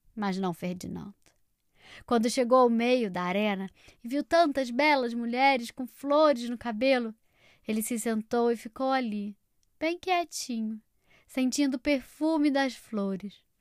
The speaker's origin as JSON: {"language": "Portuguese", "region": "Rio de Janeiro", "country": "Brazil", "tie": "born or raised there", "moved": "yes", "said": "direto da minha terra natal, Rio de Janeiro"}